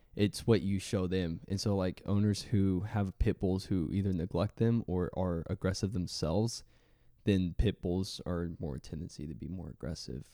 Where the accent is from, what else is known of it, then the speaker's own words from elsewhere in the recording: Waco, Texas, United States; now in Florida, United States; I grew up in Waco, Texas